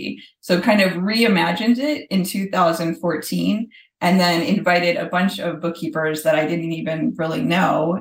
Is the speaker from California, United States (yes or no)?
no; Chicago, Illinois, United States; moved away as an adult; now in Orlando, United States; I'm from Chicago